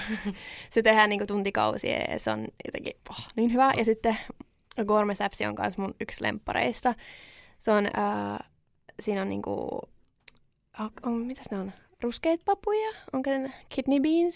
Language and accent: Finnish; Finland; mä oon syntynyt Suomessa